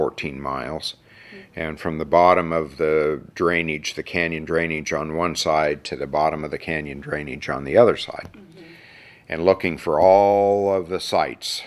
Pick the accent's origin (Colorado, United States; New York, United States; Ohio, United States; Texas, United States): Colorado, United States; Mesa Verde National Park; also born or lived in Durango, Colorado; my best friends growing up in Mesa Verde at the time were all Navajos